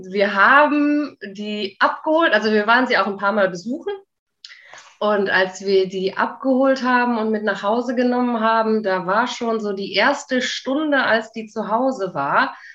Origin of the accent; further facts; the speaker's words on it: Aachen, North Rhine-Westphalia, Germany; ich komme aus Aachen äh, bin 39 und wohne mit meinem Mann und unserer kleinen Bulette hier zusammen.